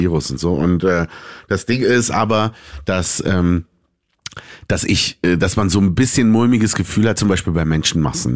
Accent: Berlin, Germany; ich bin in Berlin geboren, ich bin Deutscher.

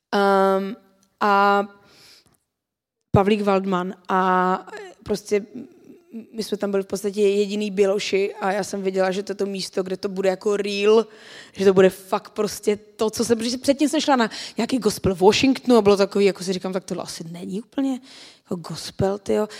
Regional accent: Czechia; tady u nás v Čechách

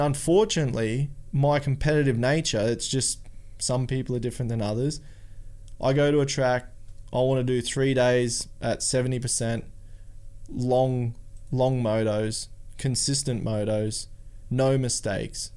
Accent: Australia; I'm from Australia

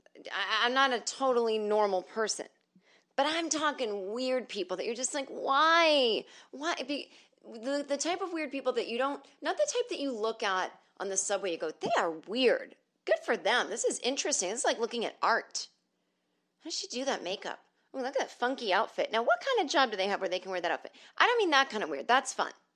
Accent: the North, United States; I'm from the North

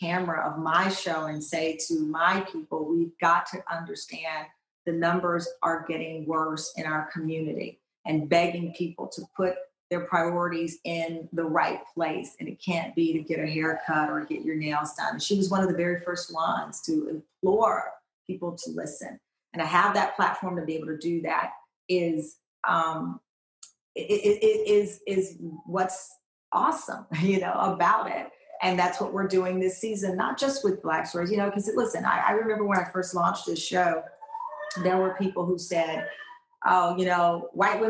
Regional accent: Texas, United States; I'm from Texas

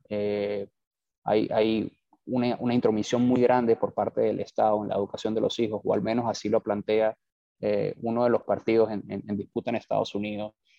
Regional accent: Venezuela; moved away as an adult; also born or lived in Bogotá, Colombia / New York, United States / Lima, Peru; now in Miami, United States; yo soy venezolano. Eh, por razones obvias tuve que abandonar Venezuela

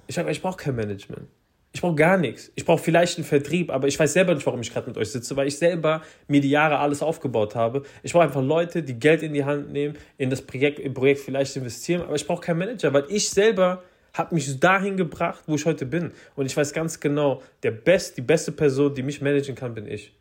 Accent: Frankfurt, Hesse, Germany; bei uns in Frankfurt

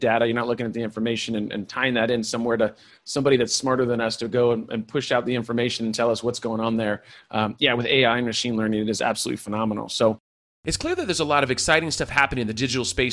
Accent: California, United States; I was raised by hippies in California.

